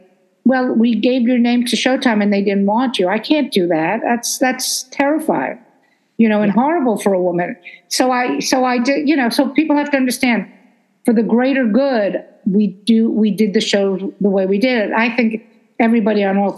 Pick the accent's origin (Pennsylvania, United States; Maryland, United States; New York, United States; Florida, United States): New York, United States; New York City; I'm from Brooklyn, and the F word is an adjective in Brooklyn